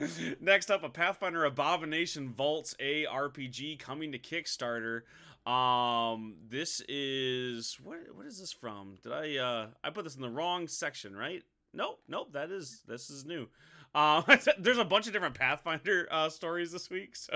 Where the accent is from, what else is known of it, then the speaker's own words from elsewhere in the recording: Midwest, United States; we're from the Midwest